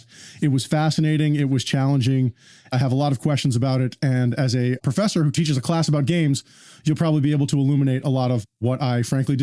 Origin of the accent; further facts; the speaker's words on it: New York, United States; a Puerto Rican Jew New Yorker